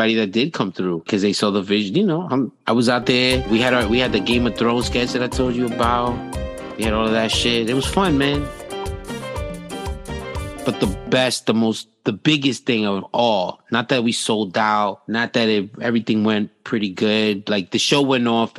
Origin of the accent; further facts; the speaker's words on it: New York City, New York, United States; as a New Yorker